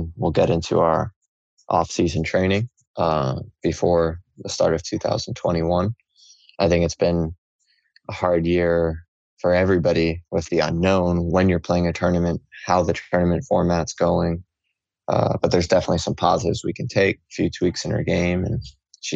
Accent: Miami, Florida, United States; my hometown, Miami

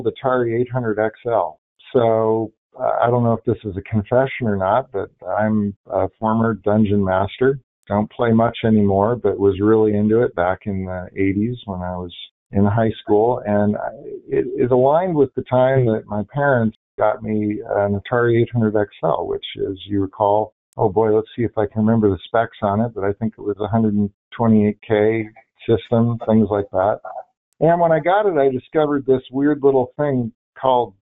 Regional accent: Bainbridge Island, Washington, United States; moved away as an adult; I grew up in a town called Bainbridge Island. It's in Washington State, just outside of Seattle

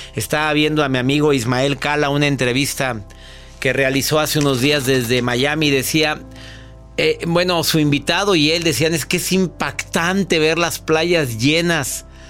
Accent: Mexico; en mi país, en México

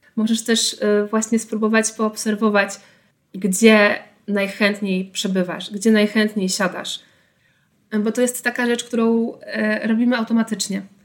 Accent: Tricity, Pomeranian Voivodeship, Poland; jestem z Trójmiasta

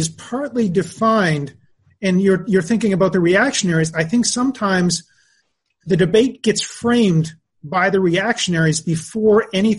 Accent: Canada; moved away; So I'm originally Canadian. I maintain a lot of contact with a lot of, like, all of my family and a lot of my friends are in Canada. I visit very often. I'm still, that's my passport. That's, you know, that's where I'm from.

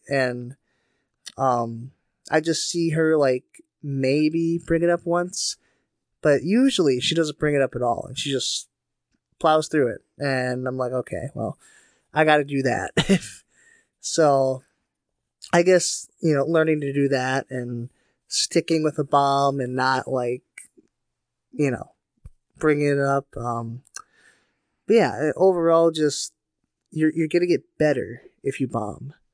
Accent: Faribault, Minnesota, United States; my hometown, Faribault

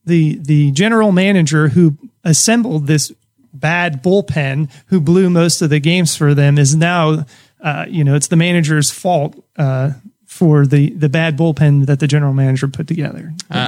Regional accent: New Jersey, United States; I grew up in New Jersey.

